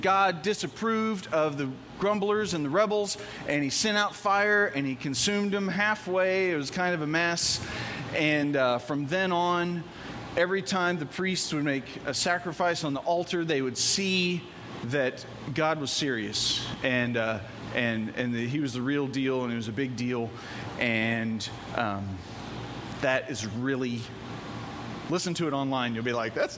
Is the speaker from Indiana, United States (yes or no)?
yes; Evansville, Indiana, United States; I'm from Evansville